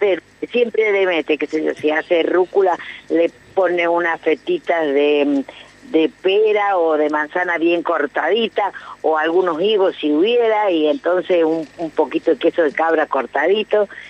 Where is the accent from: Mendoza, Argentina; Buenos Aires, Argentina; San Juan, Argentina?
San Juan, Argentina; moved away; yo soy sanjuanina